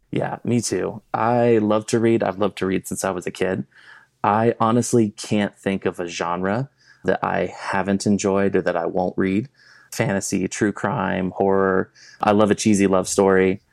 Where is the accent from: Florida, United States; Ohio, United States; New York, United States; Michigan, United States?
Florida, United States; South; also born or lived in Kentucky / California; now in Colorado, United States; I grew up in South Florida